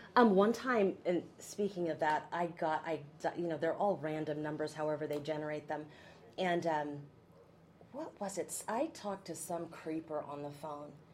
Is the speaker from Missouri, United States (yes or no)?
no; McMinnville, Oregon, United States; also born or lived in Baton Rouge, Louisiana; I'm from here. I grew up in McMinnville, which is not too far from here.